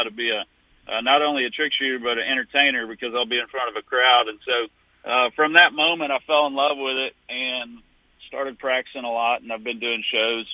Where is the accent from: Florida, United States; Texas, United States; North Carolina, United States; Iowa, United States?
Texas, United States; Fort Worth; accent: drawl; I'm from Fort Worth, Texas, and so I got a little bit of a draw, I've heard.